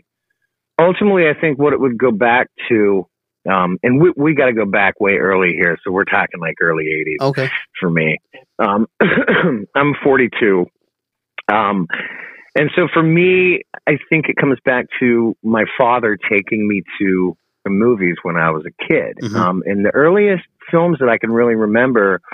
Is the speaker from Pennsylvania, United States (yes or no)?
yes; Oil City, Pennsylvania, United States; moved away as an adult; also born or lived in Charlotte; Originally, I am from Oil City, Pennsylvania, and it's about an hour and a half north of Pittsburgh